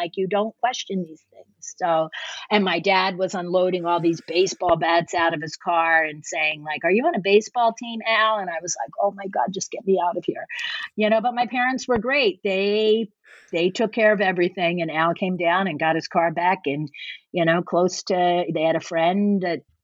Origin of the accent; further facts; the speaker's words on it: Norristown, Pennsylvania, United States; also born or lived in Philadelphia; my hometown of Norristown